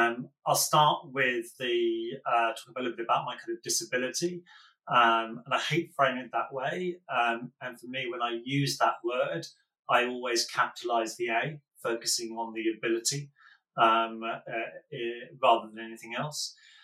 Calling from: London, United Kingdom; I'm in southeast London, in the burbs, in a very kind of on a very grey March day.

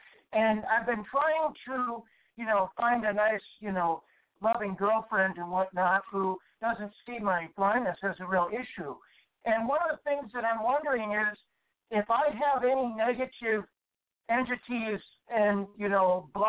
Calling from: Houston, Texas, United States; I'm actually calling from Houston, Texas.

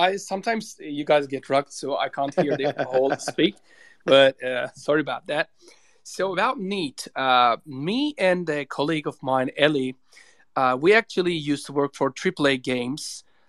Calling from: Istanbul, Turkey; No, I'm logging from Turkey, like in Istanbul, but I don't know why it is so shitty today.

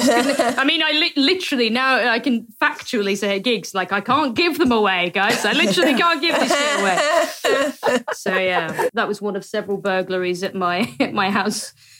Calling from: Norwich, East of England, United Kingdom; So I'm recording this from Norwich at my girlfriend's place, but I live in Leicester.

